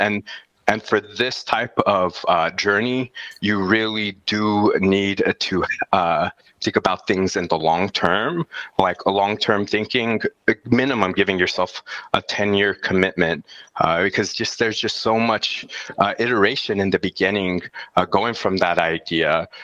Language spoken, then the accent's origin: English; El Paso, Texas, United States; I'm from El Paso, Texas, uh, right on the border of Mexico and the United States of America